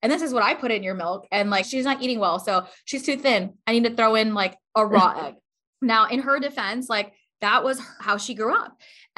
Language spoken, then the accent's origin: English; Pakistan; I am Pakistani. My parents are Pakistani.